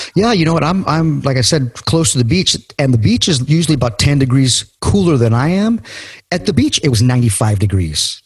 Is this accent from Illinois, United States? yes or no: no; California, United States; Growing up in California